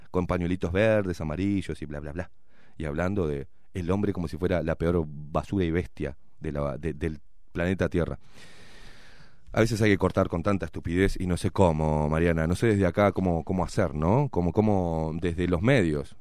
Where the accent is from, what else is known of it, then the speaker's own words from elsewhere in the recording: Uruguay; nos estamos desdibujando como uruguayos